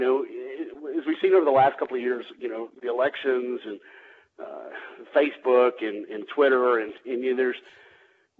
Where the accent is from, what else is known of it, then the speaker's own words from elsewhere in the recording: Louisiana, United States; now in Atlanta, United States; I'm originally from Louisiana